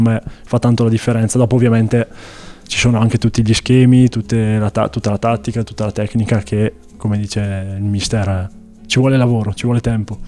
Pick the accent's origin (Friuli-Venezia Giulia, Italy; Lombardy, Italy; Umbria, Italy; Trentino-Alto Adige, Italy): Lombardy, Italy; Castiglione delle Stiviere; moved away as an adult; now in Trento, Italy; Castiglione delle Stiviere in realtà, ma dico Desenzano perché è più conosciuta.